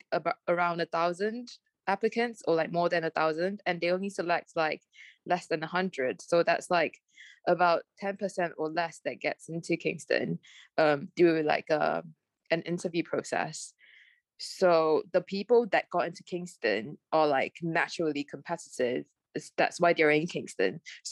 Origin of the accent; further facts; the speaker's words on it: Malaysia; English is a second language; now in United Kingdom; And I'm like, no, I'm Malaysian. Even Malaysians sometimes tell me that.